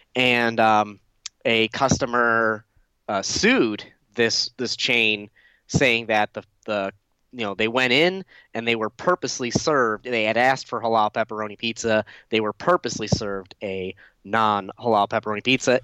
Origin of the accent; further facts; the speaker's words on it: Detroit area, Michigan, United States; close to my hometown. Dearborn's, you know, fifteen, twenty minutes from where I live